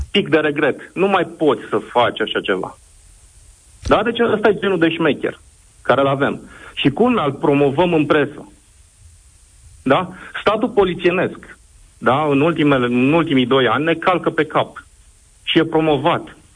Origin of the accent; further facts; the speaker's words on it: Brașov, Brașov County, Romania; Asta vă zic că sunt din Brașov.